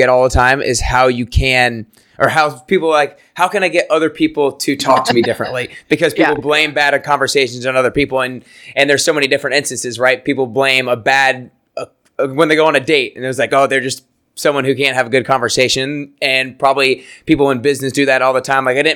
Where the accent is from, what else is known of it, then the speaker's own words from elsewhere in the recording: Atlanta, Georgia, United States; I'm from Atlanta